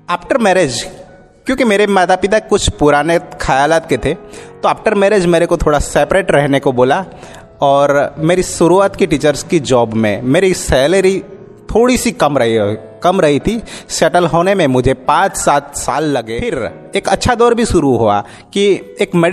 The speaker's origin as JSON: {"language": "Hindi", "town": "Halol", "region": "Gujarat", "country": "India", "said": "मैं हालोल पावागढ़ से बिलोंग करता हूँ"}